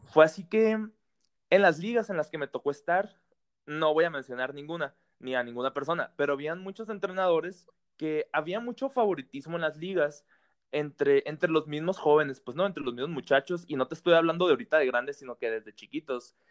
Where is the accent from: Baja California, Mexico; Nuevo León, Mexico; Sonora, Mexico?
Sonora, Mexico; Hermosillo; Yo soy de Hermosillo